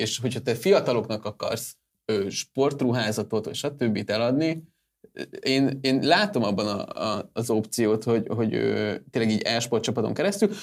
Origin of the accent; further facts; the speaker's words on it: Hungary; magyarok vagyunk